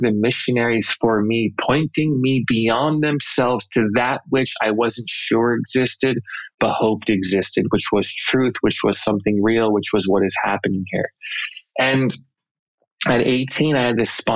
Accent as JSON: {"language": "English", "town": "Los Angeles", "region": "California", "country": "United States", "tie": "born or raised there", "said": "I grew up in the Los Angeles area"}